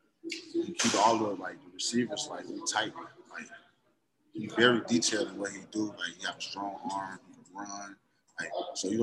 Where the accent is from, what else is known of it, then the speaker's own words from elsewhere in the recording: Detroit, Michigan, United States; my whole thing of coming back, was to get the MAC championship in my hometown